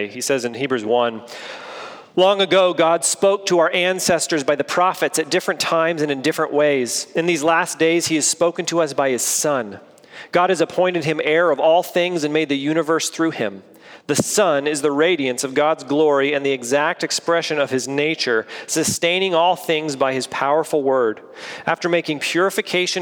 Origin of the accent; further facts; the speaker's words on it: United States; as an American